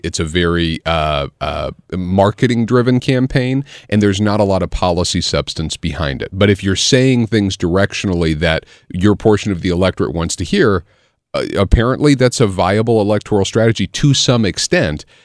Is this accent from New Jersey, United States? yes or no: no; Illinois, United States; I grew up in Illinois